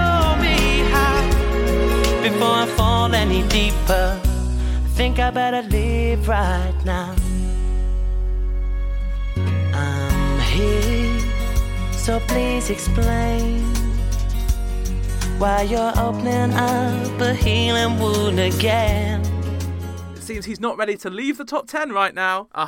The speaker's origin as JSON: {"language": "English", "country": "United Kingdom", "said": "being British"}